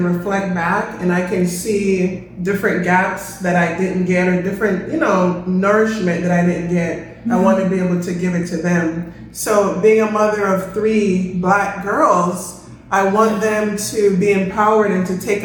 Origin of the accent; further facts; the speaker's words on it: Philadelphia, Pennsylvania, United States; also born or lived in Kingston, Jamaica; I was born in Jamaica, but I grew up in Philadelphia